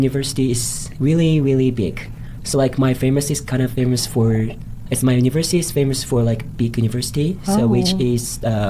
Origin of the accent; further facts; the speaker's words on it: Hiroshima, Japan; English is a second language; moved away as an adult; now in Boise, United States; So I'm from Japan. I'm from Hiroshima, and Hiroshima is located the west side of Japan